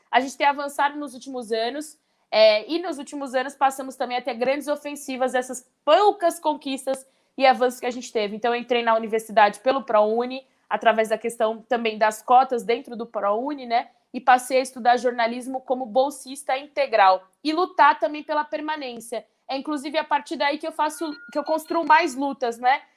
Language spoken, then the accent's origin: Portuguese; São Paulo, Brazil; eu cresci na periferia de Pirituba, na Zona Norte.